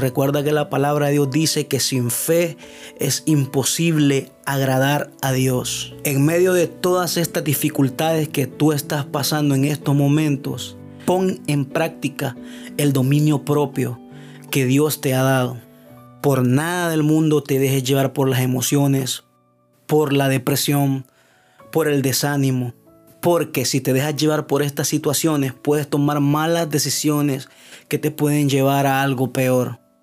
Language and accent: Spanish; Honduras; mi país Honduras